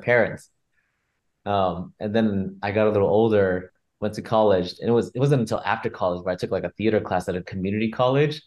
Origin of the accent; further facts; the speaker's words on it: San Jose, California, United States; now in Los Angeles, United States; I grew up in San Jose